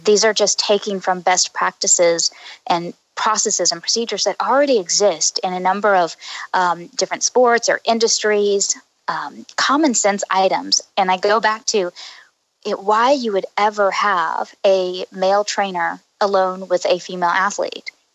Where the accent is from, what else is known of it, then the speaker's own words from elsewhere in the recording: Oklahoma, United States; moved away as an adult; also born or lived in Houston; now in Boston, United States; I'm from Oklahoma. Um, I was raised there.